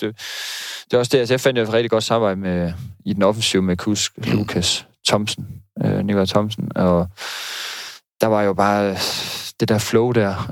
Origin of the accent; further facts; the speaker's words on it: North Jutland, North Denmark Region, Denmark; moved away as an adult; also born or lived in Odense / Aalborg; now in Aarhus, Denmark; jeg er opvokset i Nordjylland